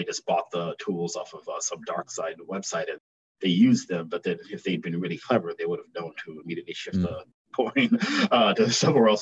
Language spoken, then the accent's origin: English; Milwaukee, Wisconsin, United States; I was born and raised in Milwaukee.